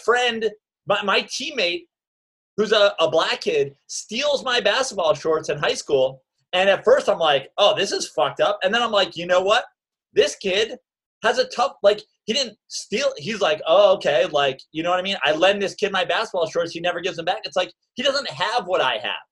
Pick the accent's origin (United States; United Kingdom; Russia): United States; Westchester, New York; also born or lived in Greenwich, Connecticut; I am from Westchester, New York